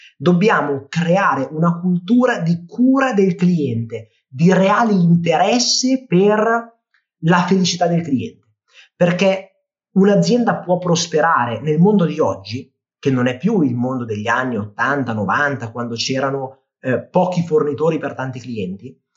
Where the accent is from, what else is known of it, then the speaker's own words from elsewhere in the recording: Milan, Lombardy, Italy; io sono di Milano